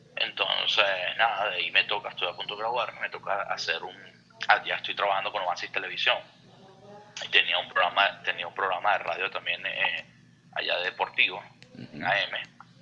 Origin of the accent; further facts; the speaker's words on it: Venezuela; moved away as an adult; also born or lived in Houston; now in United States; nosotros ahora como venezolanos